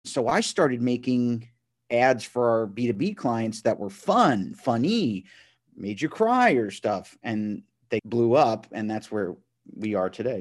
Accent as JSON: {"language": "English", "town": "Matawan", "region": "New Jersey", "country": "United States", "said": "I'm from Mattawan, New Jersey."}